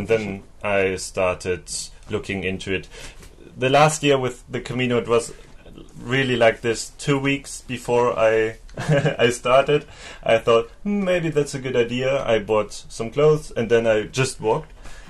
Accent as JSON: {"language": "English", "region": "Bremen", "country": "Germany", "said": "I'm from Germany. Whereabouts? Bremen, to be exact."}